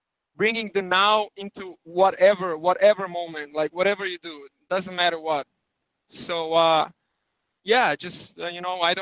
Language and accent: English; Belgrade, Serbia; English is a second language; moved away as an adult; I am from Belgrade, the capital of Serbia.